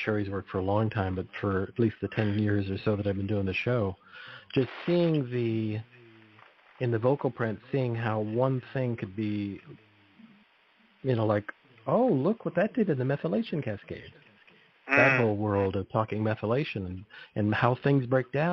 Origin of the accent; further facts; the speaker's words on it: Salinas Valley, California, United States; I grew up near the Salinas Valley